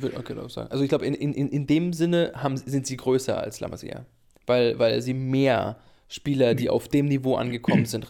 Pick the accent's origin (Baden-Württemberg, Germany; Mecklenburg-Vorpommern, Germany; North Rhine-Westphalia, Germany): Mecklenburg-Vorpommern, Germany; Greifswald; ich bin in Greifswald geboren